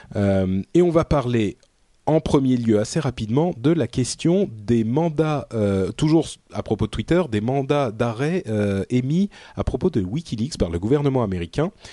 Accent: France; also born or lived in Lebanon; j'ai grandi en France

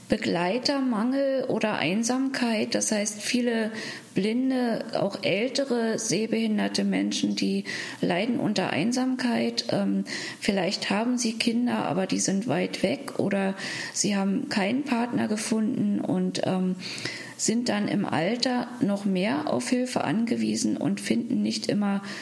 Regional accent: Berlin, Germany; in meiner Heimatstadt Berlin

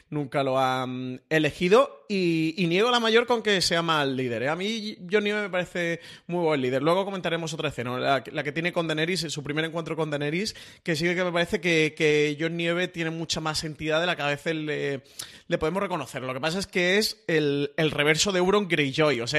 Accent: Andalusia, Spain; yo soy andaluz

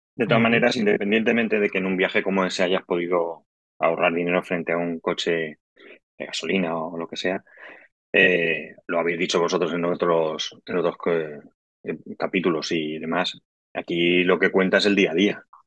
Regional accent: Valencian Community, Spain; estamos en mi tierra

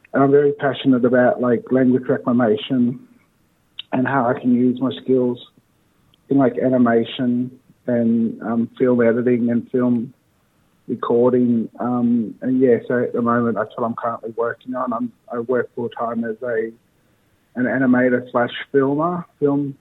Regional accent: Leeton, New South Wales, Australia; also born or lived in Wagga Wagga; I was born here in Wagga Wagga. I grew up in a small town not far from here called Leeton

